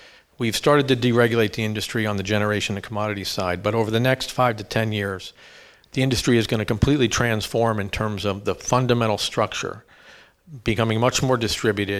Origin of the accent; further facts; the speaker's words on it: Easton, Pennsylvania, United States; moved away as an adult; also born or lived in Bronx, New York; I grew up in Easton, PA, which is just up the river, about an hour